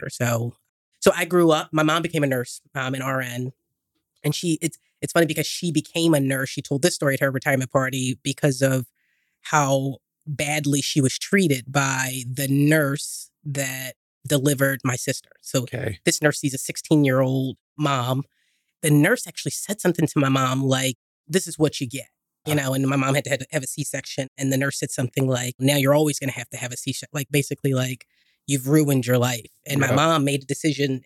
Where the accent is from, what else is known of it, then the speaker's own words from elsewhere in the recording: Philadelphia, Pennsylvania, United States; So I'm born and raised in Philly, South Philly.